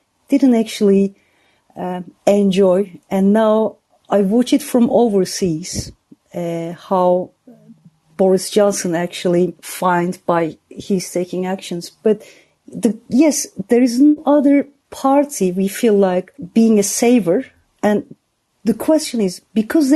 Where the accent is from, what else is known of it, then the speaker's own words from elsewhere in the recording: United Kingdom; moved away as an adult; I'm a British citizen and I can't go back to my country